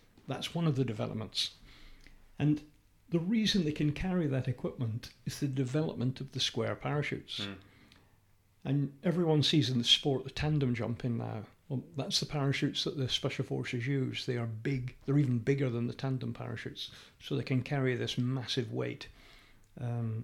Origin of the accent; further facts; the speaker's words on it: United Kingdom; we're British